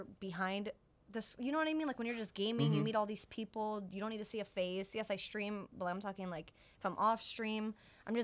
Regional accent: Las Vegas, Nevada, United States; also born or lived in New City, New York; I moved when I was 10. So I basically was raised in Vegas, but like I am from New York

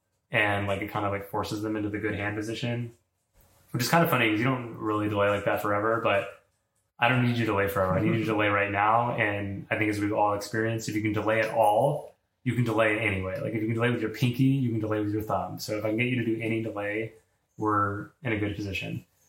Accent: New York, United States; Like, I'm a person, I'm from New York, like, I've been to the same restaurant as you

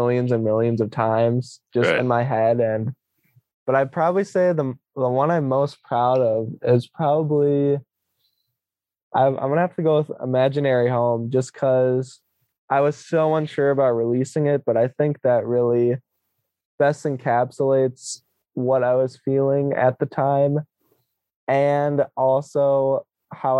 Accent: Eau Claire, Wisconsin, United States; my hometown is Eau Claire, Wisconsin

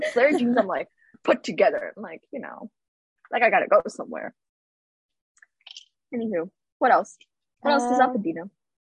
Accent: Pakistan; I was like, "No, I'm from Pakistan." She's like, "Oh, I have a friend who's Persian and you have the same accent as her."

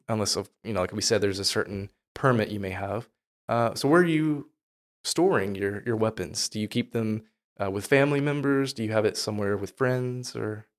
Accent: the South, United States; I'm from the South, so there's a lot of land

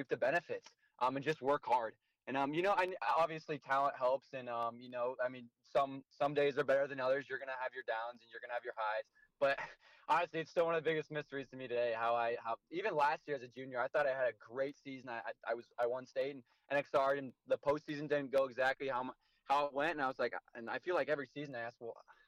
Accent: Iowa, United States; my home state

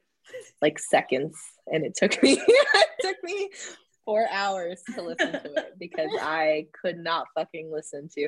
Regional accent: Oklahoma, United States; I'm from Oklahoma

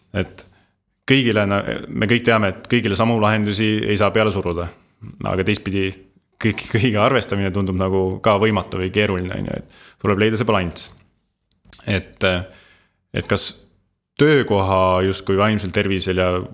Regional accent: Estonia; oleme eestlased

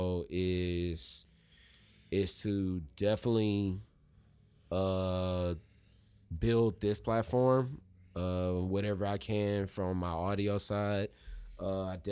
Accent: Missouri City, Texas, United States; when I was growing up in Missouri City

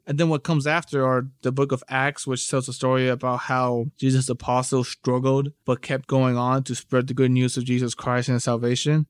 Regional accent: United States; I grew up my entire life here in the U S, but, like, my family's from, you know, my parents are from Peru

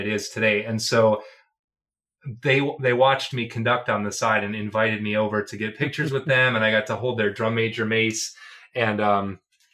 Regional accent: Medina, Ohio, United States; I was in the community band there in Medina, which is my hometown, Medina, Ohio

